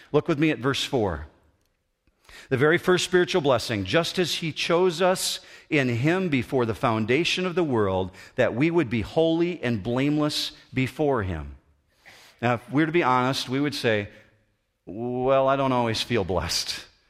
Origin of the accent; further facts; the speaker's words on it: United States; I'm still an American citizen